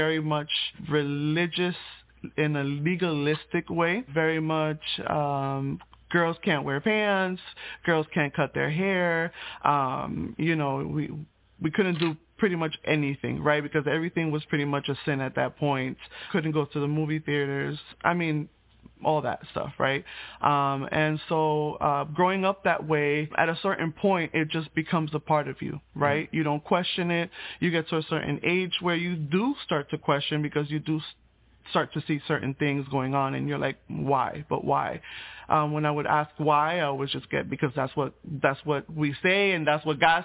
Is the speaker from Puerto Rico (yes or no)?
yes; Puerto Rico; I was born in Puerto Rico